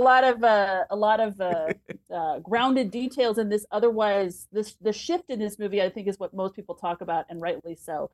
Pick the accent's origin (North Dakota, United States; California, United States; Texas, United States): Texas, United States; San Antonio; I grew up in San Antonio